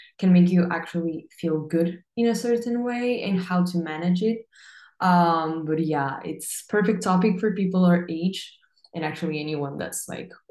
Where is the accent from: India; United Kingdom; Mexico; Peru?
Peru; now in Barcelona, Spain; I'm from Peru, but I'm currently living in Barcelona in Spain.